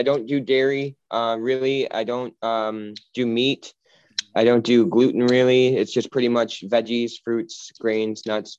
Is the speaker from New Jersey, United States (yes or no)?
no; Kenosha, Wisconsin, United States; also born or lived in Los Angeles, California; now in Michigan, United States; It's most of my life was in Wisconsin.